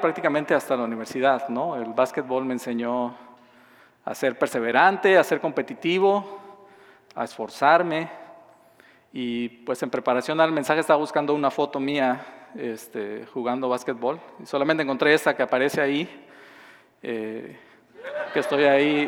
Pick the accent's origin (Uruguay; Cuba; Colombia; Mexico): Mexico; southern Mexico; moved away; yo nací y crecí en, en México, en un estado al sur del país